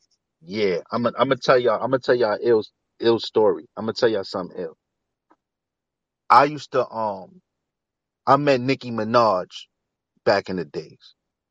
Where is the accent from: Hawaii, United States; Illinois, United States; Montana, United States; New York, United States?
New York, United States; New York City; me and Hell Rev is not that tight because I'm from Harlem and homie from the Bronx